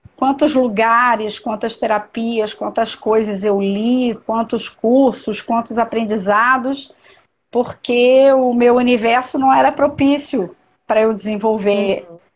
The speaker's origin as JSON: {"language": "Portuguese", "town": "Niterói", "region": "Rio de Janeiro", "country": "Brazil", "moved": "yes", "lives_now": "Brasília, Brazil", "said": "eu sou de Niterói, do estado do Rio, mas moro em Brasília há muitos anos."}